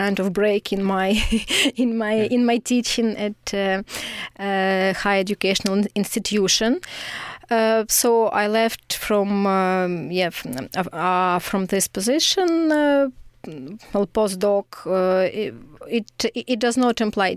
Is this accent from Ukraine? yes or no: yes; Kyiv, Ukraine; moved away as an adult; now in Lithuania; I'm from Kyiv